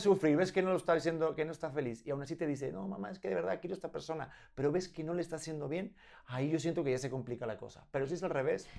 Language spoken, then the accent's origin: Spanish; Spain; yo me he criado en España con mis padres y mi cultura española y mi forma de hablar.